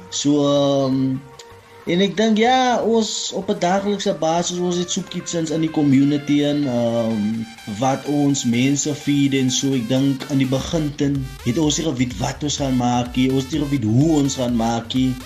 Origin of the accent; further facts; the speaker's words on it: Kraaifontein, Western Cape, South Africa; ek is van Kraaifontein groot geraak in Kraaifontein.